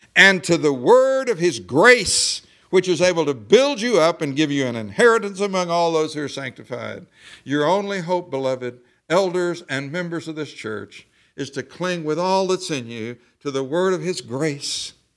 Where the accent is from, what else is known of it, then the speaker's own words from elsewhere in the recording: the South, Southern United States, United States; I said y'all. I'm a Southerner.